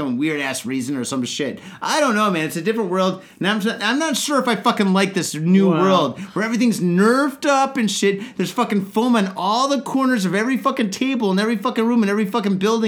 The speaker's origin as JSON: {"language": "English", "town": "Detroit", "region": "Michigan", "country": "United States", "moved": "yes", "lives_now": "Japan", "said": "I'm from Detroit"}